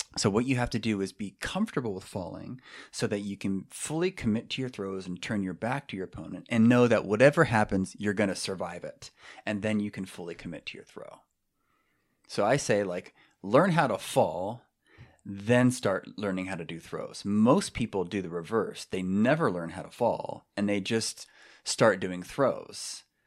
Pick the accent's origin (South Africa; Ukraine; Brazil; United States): United States; San Francisco Bay Area, California; moved away as an adult; now in Minnesota, United States; I'm from California, San Francisco Bay Area